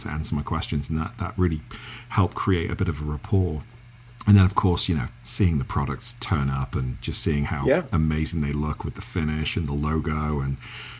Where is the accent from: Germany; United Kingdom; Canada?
United Kingdom; England; accent: English; my English accent